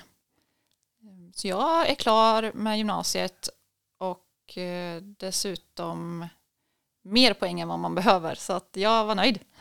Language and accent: Swedish; Tidaholm, Västra Götaland, Sweden; jag är uppvuxen i Källefall, en mil utanför Tidaholm